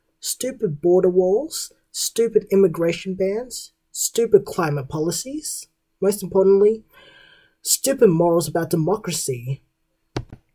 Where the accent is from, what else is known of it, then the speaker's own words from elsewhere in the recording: Australia; As an Australian